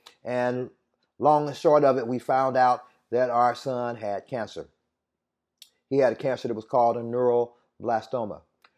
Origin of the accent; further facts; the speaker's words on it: Indianapolis, Indiana, United States; I hail from Indianapolis, Indiana, but to be quite honest, if I tell you my whole testimony, I'm from a lot of different places.